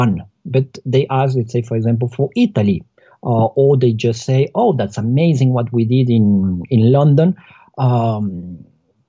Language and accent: English; Colombia; moved away; I'm from Colombia